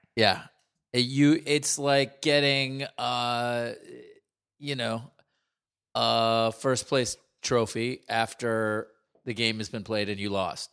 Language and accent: English; Palo Alto, California, United States; growing up in Palo Alto